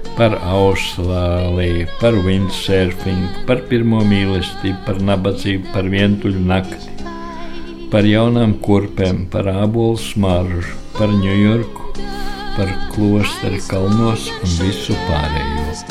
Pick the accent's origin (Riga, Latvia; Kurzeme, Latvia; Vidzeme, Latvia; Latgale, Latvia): Riga, Latvia; moved away as an adult; tā ir mana dzimtene